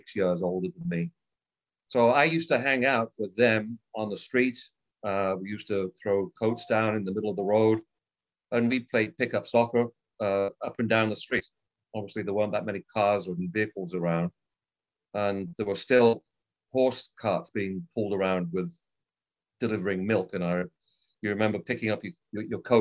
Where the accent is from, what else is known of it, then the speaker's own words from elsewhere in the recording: Birmingham, West Midlands, United Kingdom; also born or lived in Water Orton; I was born in England. At a place called Birmingham. It was a suburb of Birmingham. So I'm from what is sort of the Peaky Blinders area